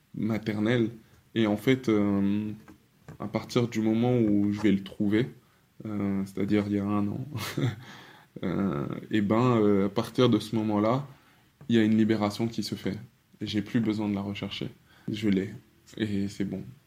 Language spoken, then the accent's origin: French; France; je suis congolais de par mon père, français de par ma mère et et de par mon éducation